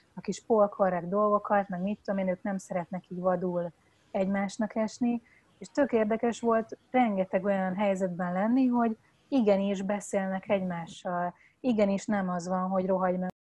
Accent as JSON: {"language": "Hungarian", "country": "Hungary", "said": "nekünk, mint magyar állampolgárnak"}